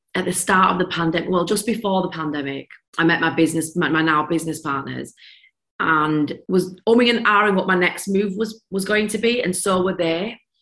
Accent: Leeds, Yorkshire and the Humber, United Kingdom; accent: broad Yorkshire; moved away as an adult; now in London, United Kingdom; Moving to London and having this Yorkshire broad accent

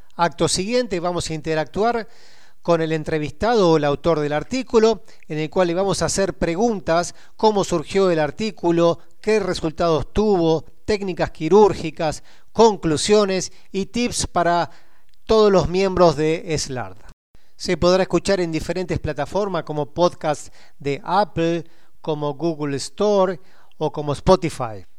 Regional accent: Argentina; soy argentino

